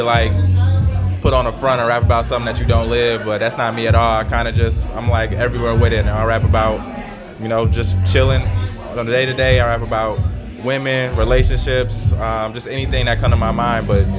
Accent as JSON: {"language": "English", "town": "Freeport", "region": "Illinois", "country": "United States", "moved": "yes", "lives_now": "Chicago, United States", "said": "I'm from Freeport, Illinois, but right now I'm in Chicago."}